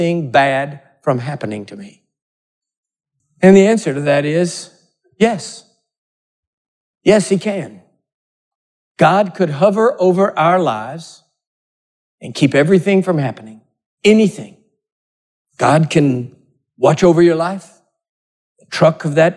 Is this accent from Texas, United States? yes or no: yes; Texas, United States; I'm a Texan